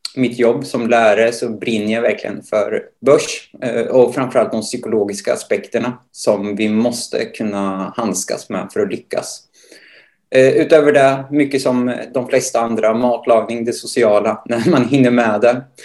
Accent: Motala, Östergötland, Sweden; född och uppvuxen i Motala där jag också nu bor och arbetar.

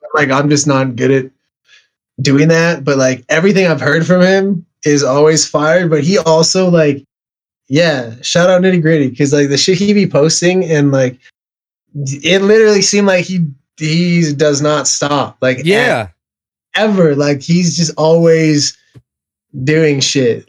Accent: Canada; I'm Canadian

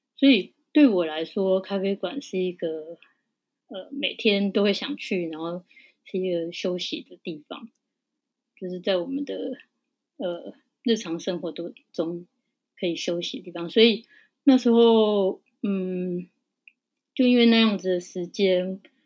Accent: Taiwan; 因为我们就是台湾的人，我们的味觉就是比较台湾的味觉

